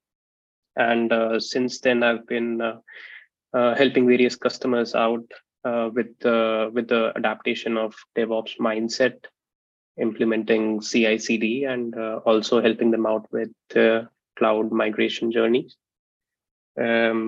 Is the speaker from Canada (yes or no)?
no; Vidisha, Madhya Pradesh, India; moved away as an adult; now in Sweden; I'm born and brought up in India at a place called Vidisha, which is a very small town